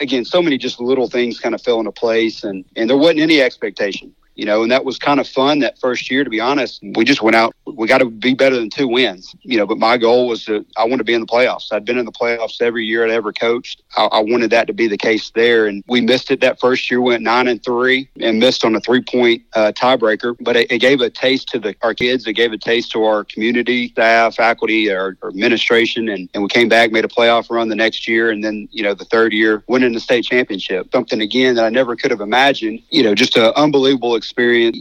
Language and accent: English; Hernando, Mississippi, United States; moved away as an adult; also born or lived in Orlando, Florida / Horn Lake; I grew up in Hernando and uh, we moved to Orlando, Florida